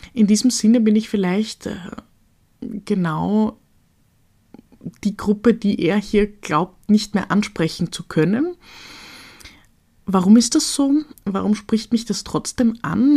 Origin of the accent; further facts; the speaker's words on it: Austria; als Österreicherin